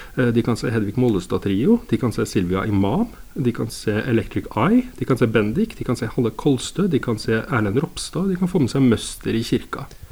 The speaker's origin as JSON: {"language": "Norwegian", "town": "Steinkjer", "region": "Trøndelag", "country": "Norway", "tie": "born or raised there", "said": "nå er jeg jo jeg fra Steinkjer"}